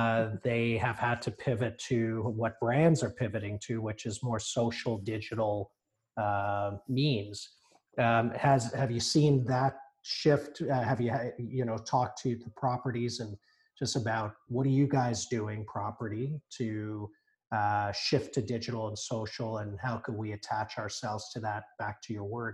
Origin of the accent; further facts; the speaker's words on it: Johannesburg, Gauteng, South Africa; now in Canada; I was born in Johannesburg